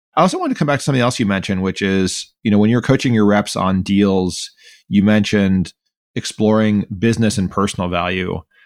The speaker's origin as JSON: {"language": "English", "town": "Miami", "region": "Florida", "country": "United States", "tie": "born or raised there", "said": "I grew up in Miami, Florida"}